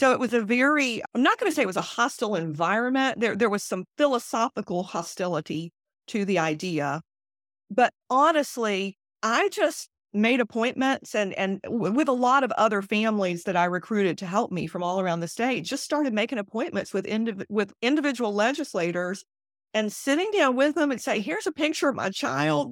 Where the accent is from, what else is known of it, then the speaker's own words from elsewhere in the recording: South Carolina, United States; I was born and raised in South Carolina, and I wanted to be able to stay in South Carolina